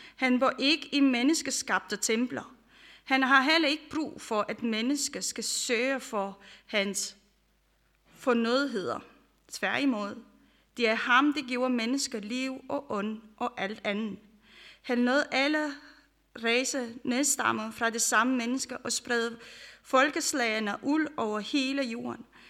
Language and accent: Danish; Romania; now in Denmark; jeg kommer fra Rumænien, for dem, som I kender. Øh, jeg har også opvokset under det, øh, Ceausescu